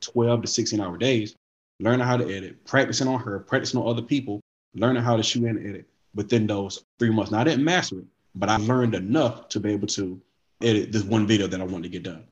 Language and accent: English; Wilson, United States; moved away as an adult; now in Atlanta, United States; I'm from Wilson. I moved to Atlanta, a whole different state, something I've never done before